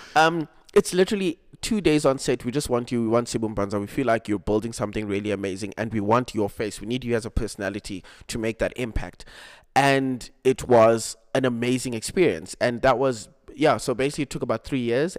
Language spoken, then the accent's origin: English; Cape Town, Western Cape, South Africa; also born or lived in Mpumalanga; I was born in Mpumalanga. but I grew up in Cape Town.